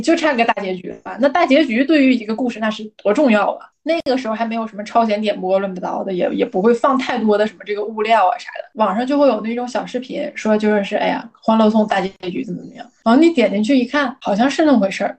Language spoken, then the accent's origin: Chinese; Northeast China, China; 我作为一个东北人呢，我就不得不想起我们那儿的两大天王